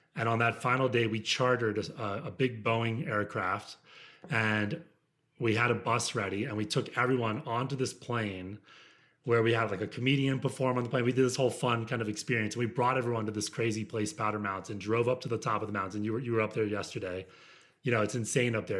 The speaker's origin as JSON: {"language": "English", "country": "United States", "tie": "born or raised there", "also_born_or_lived": "Midwest", "moved": "yes", "said": "I grew up outside of Washington, D C"}